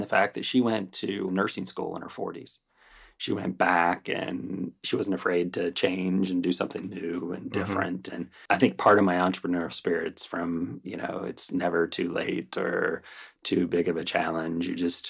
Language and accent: English; Ohio, United States; moved away as an adult; also born or lived in Cleveland, Ohio; now in Wesley Chapel, United States; I'm from Ohio.